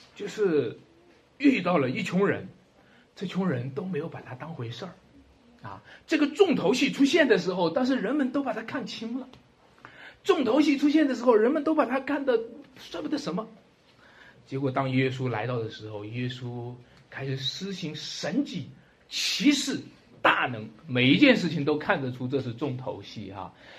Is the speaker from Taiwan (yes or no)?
no; China; 还是我们中国人骨子里的东西